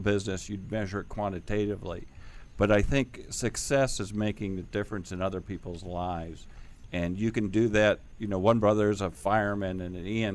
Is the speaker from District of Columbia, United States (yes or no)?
yes; Washington, District of Columbia, United States; I'm a native Washingtonian, fourth generation Washingtonian